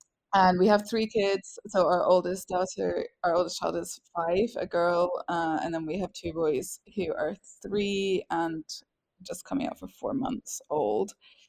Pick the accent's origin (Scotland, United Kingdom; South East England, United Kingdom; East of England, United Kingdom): Scotland, United Kingdom; accent: strange; also born or lived in England; now in France; So I am British. I was born in England and I am English, but I grew up in Scotland, which is why I have a strange accent that nobody can make sense of. And I live in France